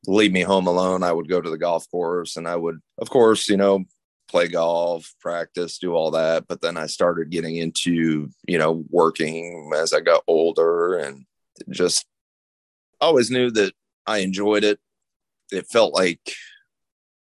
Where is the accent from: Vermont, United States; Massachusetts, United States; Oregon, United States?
Vermont, United States; Barre; now in Indianapolis, United States; I'm from Barry, Vermont.